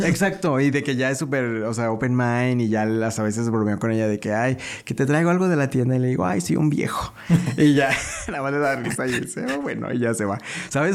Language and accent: Spanish; León, Guanajuato, Mexico; yo soy de acá del pueblo